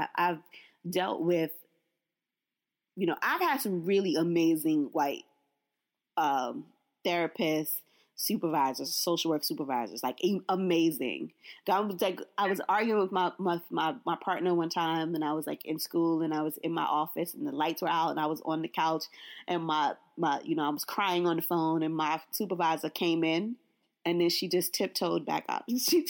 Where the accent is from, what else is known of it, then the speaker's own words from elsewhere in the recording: Brooklyn, New York, United States; I was like, I'm from Brooklyn.